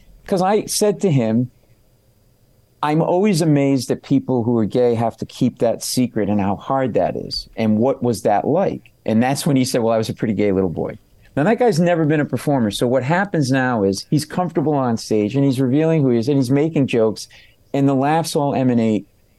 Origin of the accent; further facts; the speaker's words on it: Michigan, United States; I grew up in Michigan.